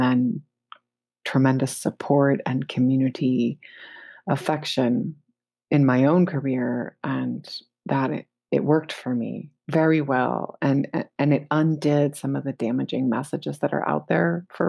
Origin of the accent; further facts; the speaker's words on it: United States; because I'm an American